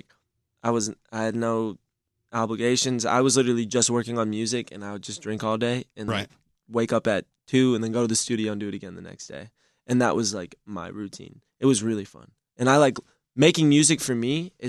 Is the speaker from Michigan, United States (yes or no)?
yes; Detroit, Michigan, United States; moved away; I just went back to my hometown for, you know, the Detroit show with …